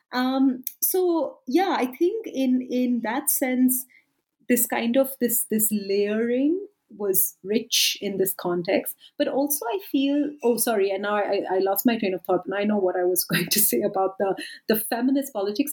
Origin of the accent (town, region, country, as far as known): India; moved away as an adult; also born or lived in United Kingdom; now in South Africa